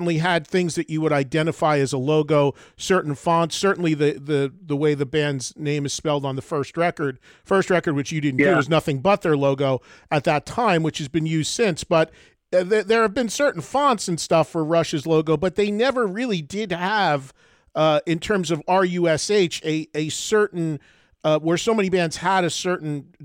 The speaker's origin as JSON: {"language": "English", "region": "New Jersey", "country": "United States", "tie": "born or raised there", "said": "I grew up in New Jersey, still live in New Jersey"}